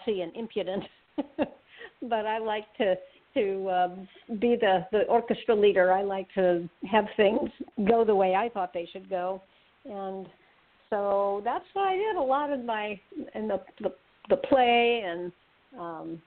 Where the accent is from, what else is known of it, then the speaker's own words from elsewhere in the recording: Berkeley, California, United States; I grew up in Berkeley, California